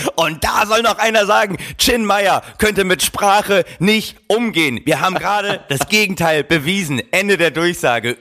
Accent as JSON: {"language": "German", "town": "Oldenburg", "region": "Lower Saxony", "country": "Germany", "said": "ich komme ja äh, aus Oldenburg"}